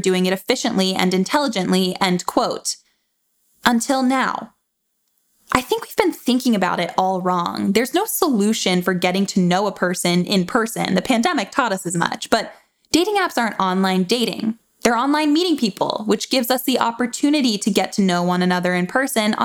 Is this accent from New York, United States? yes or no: no; Tallahassee, Florida, United States; moved away; where I grew up in Tallahassee, Florida.